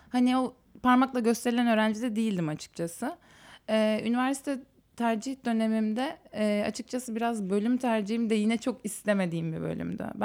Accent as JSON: {"language": "Turkish", "region": "Istanbul", "country": "Turkey", "tie": "born or raised there", "said": "doğma büyüme İstanbulluyum"}